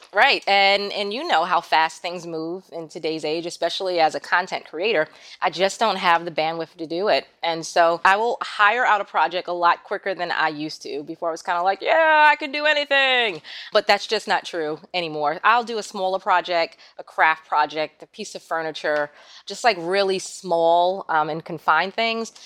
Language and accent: English; New York City, New York, United States; moved away as an adult; now in Florida, United States; growing up in Queens